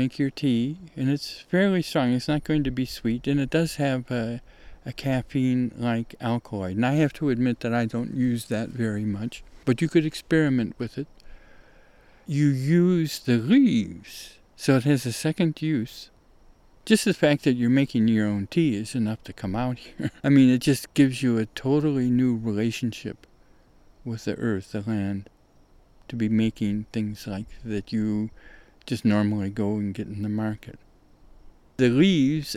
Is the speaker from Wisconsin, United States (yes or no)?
no; northern Ohio, United States; moved away; where I grew up at in Ohio, in the north of Ohio